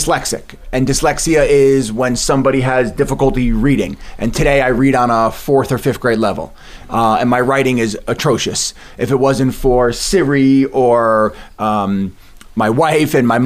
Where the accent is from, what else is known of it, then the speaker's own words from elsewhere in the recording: Bellmore, New York, United States; I grew up in Belmore, Nassau County, was never the school person